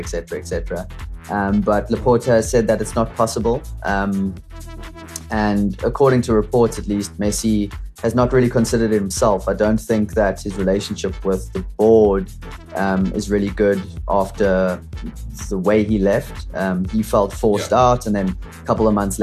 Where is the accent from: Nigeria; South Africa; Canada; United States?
South Africa; as a South African